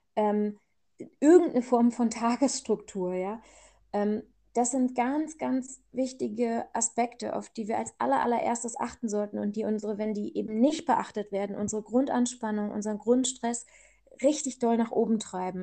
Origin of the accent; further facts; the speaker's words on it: Germany; ich bin ja hier aufgewachsen in Deutschland